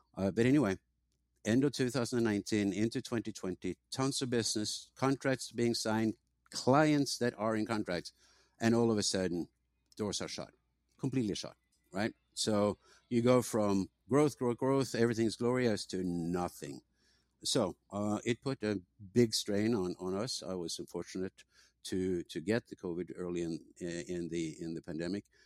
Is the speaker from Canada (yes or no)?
no; Norway; moved away as an adult; also born or lived in England; now in San Diego, United States; I grew up in Norway, went to university in England, uh, and came to, to San Diego